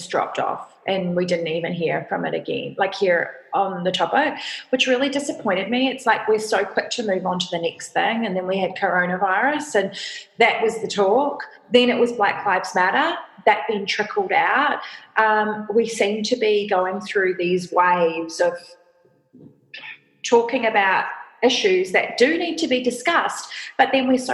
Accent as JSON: {"language": "English", "country": "New Zealand", "moved": "yes", "lives_now": "Australia", "said": "I'm a New Zealander, I classify myself as Australian because I've lived here since 2005"}